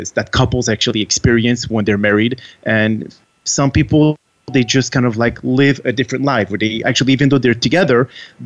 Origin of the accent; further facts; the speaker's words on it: Montreal, Quebec, Canada; first language French; English is a second language; moved away as an adult; also born or lived in France / Texas; now in Washington, D.C., United States; I am actually from France, and I moved out of France when I was very, very young, and I moved to Montreal, Canada. province of Quebec